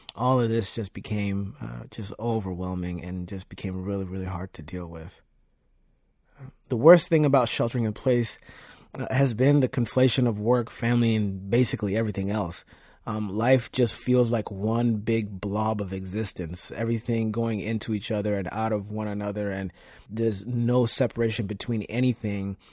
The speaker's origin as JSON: {"language": "English", "region": "Nairobi", "country": "Kenya", "tie": "born or raised there", "also_born_or_lived": "Virginia", "moved": "yes", "lives_now": "Leesburg, United States", "said": "I was born and raised in Nairobi, Kenya, and immigrated to Virginia with my family in two thousand one"}